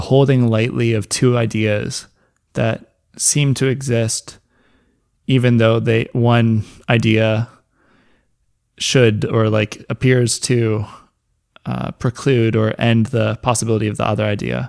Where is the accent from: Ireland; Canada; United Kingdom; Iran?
Canada; North Vancouver, British Columbia; the place I grew up in Lynn Valley, uh, British Columbia.